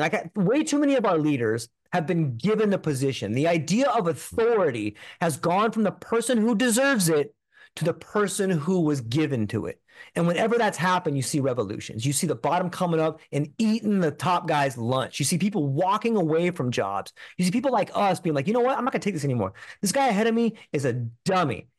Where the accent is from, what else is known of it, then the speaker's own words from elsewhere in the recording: Southern California, United States; I grew up in California, in Southern California